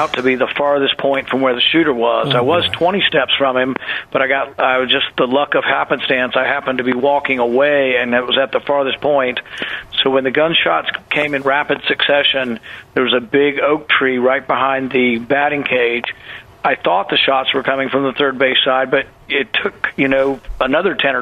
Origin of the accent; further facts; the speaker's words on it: the South, United States; moved away; I grew up in the South